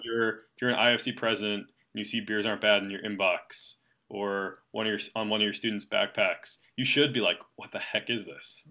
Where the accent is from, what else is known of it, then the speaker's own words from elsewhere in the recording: East Coast, United States; I'm from the East Coast